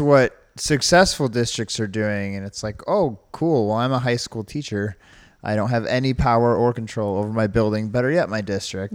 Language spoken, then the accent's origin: English; New York, United States; now in Ohio, United States; I'm from New York